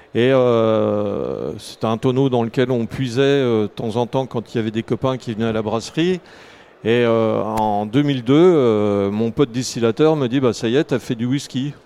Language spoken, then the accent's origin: French; Jura, Bourgogne-Franche-Comté, France; je suis originaire du Jura